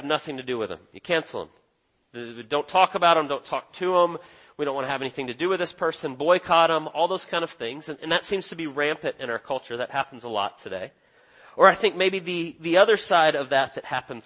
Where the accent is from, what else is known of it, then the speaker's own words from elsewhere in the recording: Texas, United States; now in Dawsonville, United States; I was born in Texas and lived there for a while